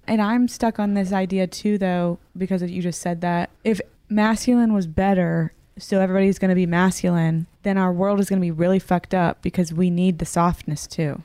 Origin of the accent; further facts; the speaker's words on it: the South, United States; I grew up in the South, very sheltered one